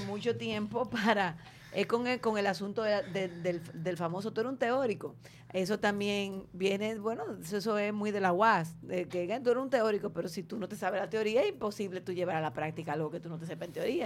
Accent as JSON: {"language": "Spanish", "town": "Santo Domingo", "region": "Distrito Nacional", "country": "Dominican Republic", "tie": "born or raised there", "said": "Yo me crié en Ciudad Nueva, pero yo estudiaba en Gascue"}